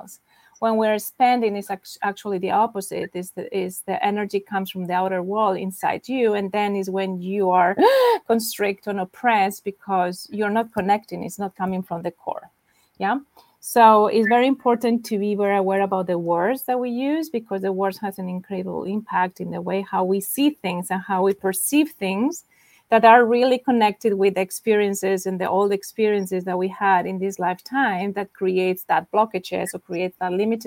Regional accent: Spain; now in New York, United States; I'm from Spain, and I live in New York right now

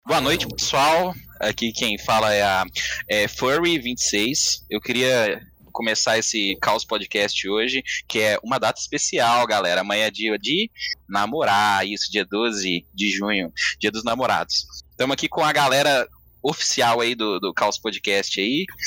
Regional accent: Belo Horizonte, Minas Gerais, Brazil; moved away; also born or lived in São Paulo; mó sotaque da minha cidade

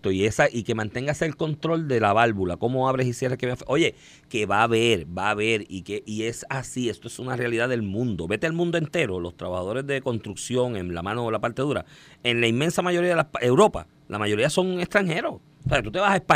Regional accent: Cuba; moved away; Y yo soy cubano y vine aquí a trabajar y trabajo todos los días, 6

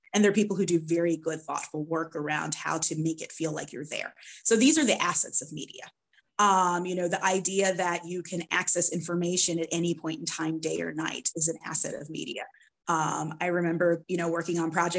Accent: Florida, United States; I grew up in Florida

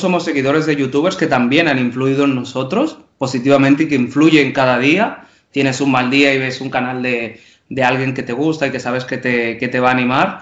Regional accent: Dominican Republic; como dominicanos

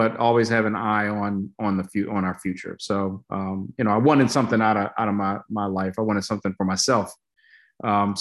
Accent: Baltimore, Maryland, United States; moved away; also born or lived in Syracuse; A good portion of my childhood in Section 8 housing in the Cherry Hill neighborhood in Baltimore

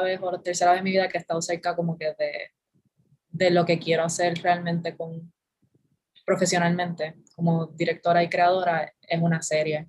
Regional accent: San Juan, Puerto Rico; also born or lived in Bayamón, Puerto Rico; Yo nací en Bayamón, pero me crié toda la vida en San Juan. O sea que soy de San Juan

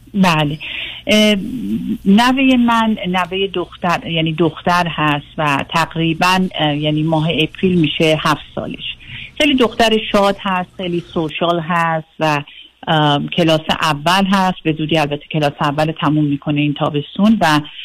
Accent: Iran; moved away as an adult; also born or lived in Singapore; now in United States; من 20 سالم بود که از ایران اومدم بیرون

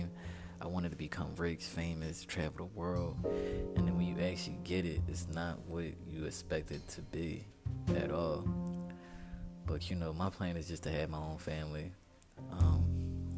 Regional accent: Philadelphia, Pennsylvania, United States; moved away as an adult; now in Houston, United States; I'm from Philadelphia, but I moved to the greater area of Philadelphia

